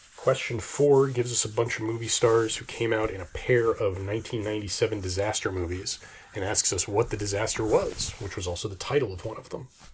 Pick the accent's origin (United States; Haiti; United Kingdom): United States; I'm used to being an American